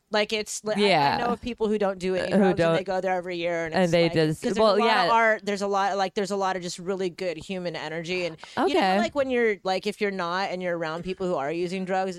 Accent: Los Angeles, California, United States; moved away; also born or lived in Fort Lauderdale, Florida; Originally, I'm from Southern California. L.A.

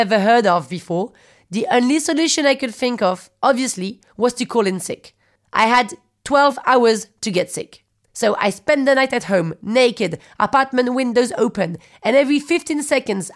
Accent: Paris, Île-de-France, France; English is a second language; also born or lived in London; Parisian, 36, born in London.

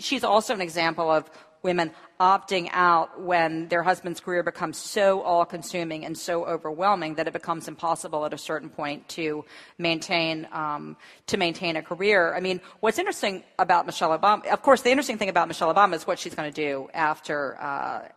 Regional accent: the American South, United States; I'm from the American South

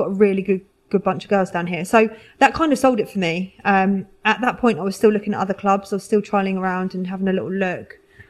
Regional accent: Fareham, South East England, United Kingdom; I'm from the South, yeah. So I grew up in a place called Fareham, which is in between Portsmouth and Southampton.

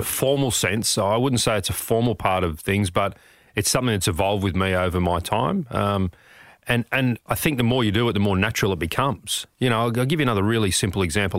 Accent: Sydney, New South Wales, Australia; also born or lived in Blakehurst / Connells Point / Oatley; grew up in the eastern suburbs, uh, moved south as I got older with my family

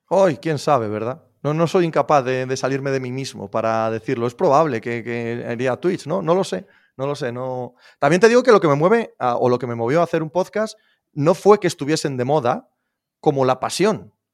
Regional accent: Spain; soy español

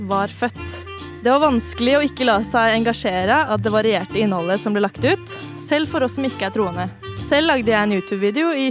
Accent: Gjøvik, Innlandet, Norway; Jeg er fra Gjøvik.

